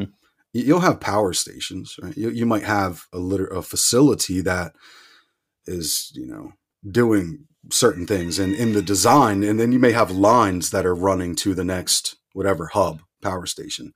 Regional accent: outside of Philadelphia, Pennsylvania, United States; I grew up outside of Philadelphia

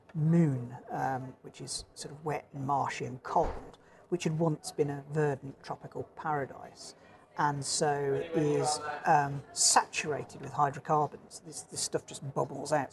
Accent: Dark Peak, Derbyshire, East Midlands, United Kingdom; also born or lived in Birmingham; now in Norfolk, United Kingdom; I'm a native of uh, Birmingham originally, um, and then I grew up in the Dark Peak in Derbyshire

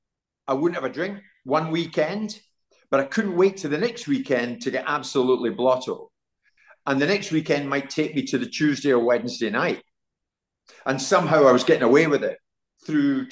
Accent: Glasgow, Scotland, United Kingdom; now in London, United Kingdom; I'm from Glasgow.

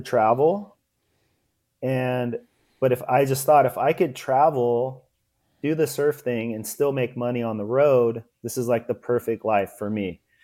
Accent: Los Angeles, California, United States; also born or lived in Port Hueneme, California; I was born in Venice, California

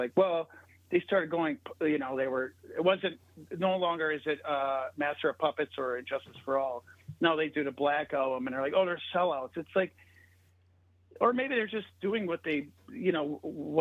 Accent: United States; being an American

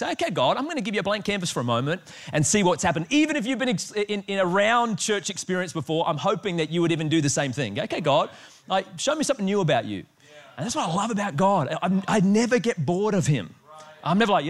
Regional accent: Australia; I am Australian

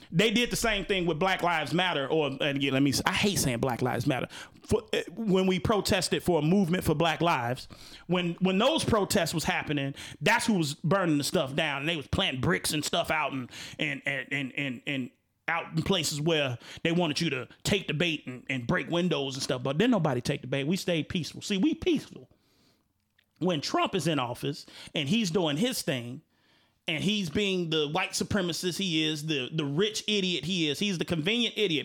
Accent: Chicago, Illinois, United States; I'm from Chicago

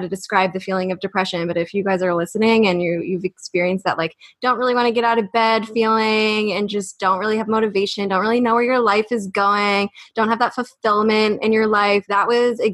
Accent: United States; We're from the States

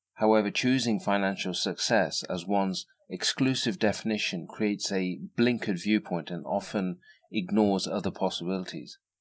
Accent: England, United Kingdom; I was born and raised in England to the parents of immigrants from North India

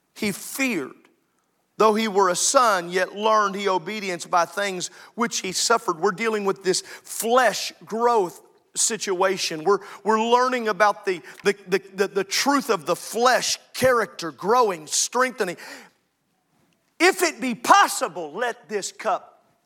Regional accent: Illinois, United States; moved away; I grew up in Illinois

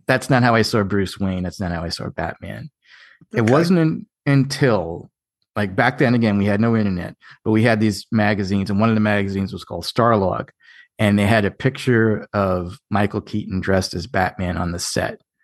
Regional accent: Ireland; I'm Irish too.

